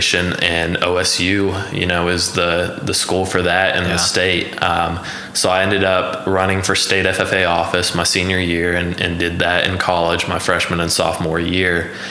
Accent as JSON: {"language": "English", "town": "Ada", "region": "Oklahoma", "country": "United States", "tie": "born or raised there", "also_born_or_lived": "Georgia", "said": "I grew up in Ada, Oklahoma, went to high school in Bing, right outside of Ada"}